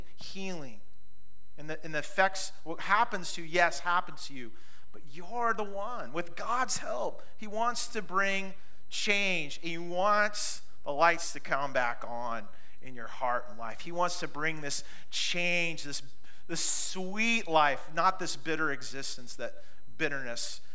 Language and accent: English; Pacific Northwest, United States; Growing up in the Pacific Northwest, if you're with me on this, we've all had the good fight to eliminate blackberries